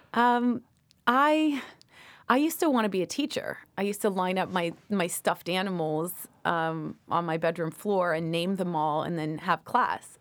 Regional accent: Toronto, Ontario, Canada; moved away as an adult; also born or lived in Washington, D.C.; now in United States; childhood in Toronto was great.

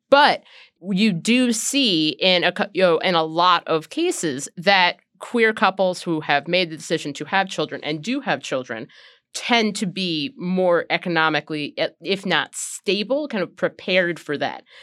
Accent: Ohio, United States; when I was a tiny child growing up in Ohio

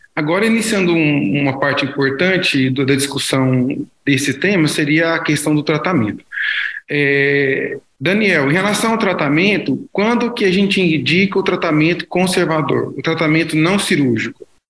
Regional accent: Goiânia, Goiás, Brazil; sou de Goiânia e trabalho no Hospital das Clínicas da Universidade Federal de Goiás.

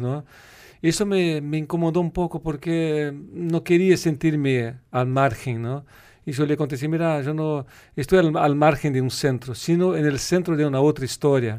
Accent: Rio Grande do Sul, Brazil; Spanish is a second language; also born or lived in Rio de Janeiro; nosotros del sur de Brasil

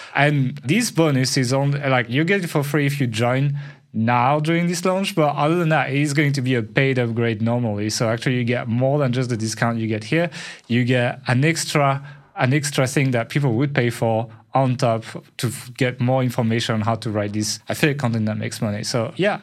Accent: France; accent: French

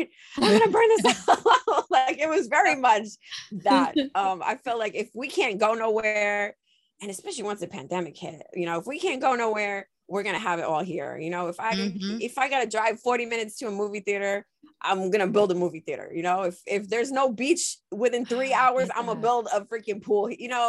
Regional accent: New York City, New York, United States; moved away as an adult; also born or lived in Florida; now in North Carolina, United States; born and raised in Queens my whole life

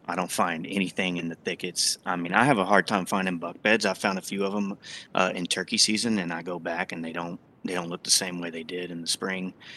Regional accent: Texas, United States; I grew up in Texas

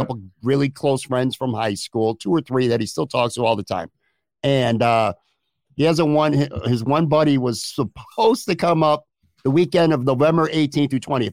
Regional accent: Buffalo, New York, United States; I grew up in Buffalo forty years ago

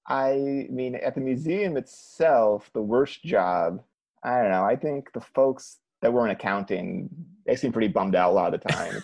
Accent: Cleveland, Ohio, United States; moved away; I'm from Cleveland

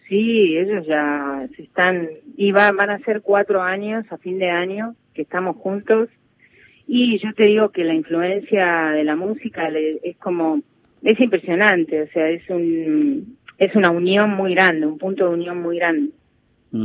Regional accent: Lanús, Buenos Aires Province, Argentina; Yo nací en Lanús

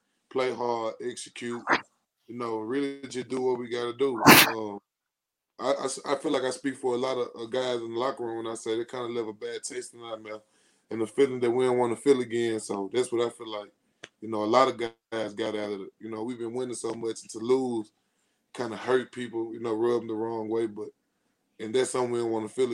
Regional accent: Tennessee, United States; I'm from Tennessee.

